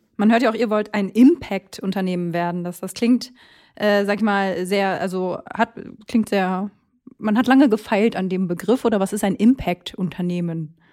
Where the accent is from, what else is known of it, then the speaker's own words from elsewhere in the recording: Minden, North Rhine-Westphalia, Germany; Ich komme nämlich aus OWL und sogar aus minden